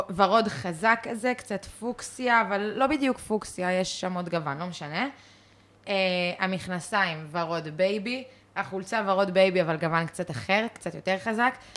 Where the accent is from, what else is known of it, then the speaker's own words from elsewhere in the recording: Israel; also born or lived in London, United Kingdom; גדלתי במושב, הייתי בצופים